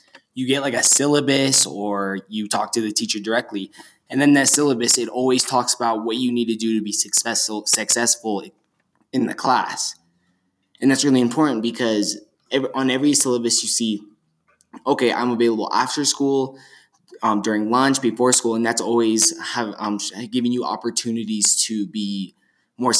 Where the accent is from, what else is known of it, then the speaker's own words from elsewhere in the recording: Flagstaff, Arizona, United States; most of our students come from Sunnyside, as myself